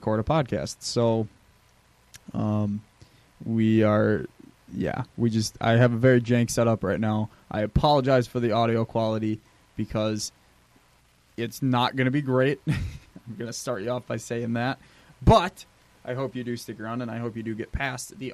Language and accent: English; Wisconsin, United States; we're from Wisconsin. We're all up here